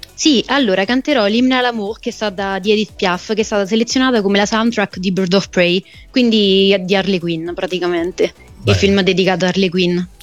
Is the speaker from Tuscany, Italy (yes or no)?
yes; Lucca, Tuscany, Italy; io ho iniziato fin da bambina in un coro appunto di, di voci bianche, di, mm-hmm. di, bambini di Lucca.